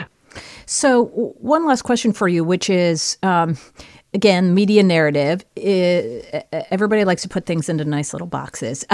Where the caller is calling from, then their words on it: Palo Alto, California, United States; calling from Palo Alto, California.